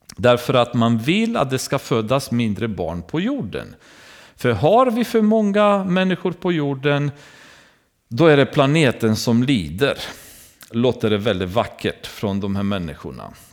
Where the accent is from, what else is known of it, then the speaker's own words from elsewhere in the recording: Romania; now in Sweden; I Rumänien, har vi, där jag kommer ifrån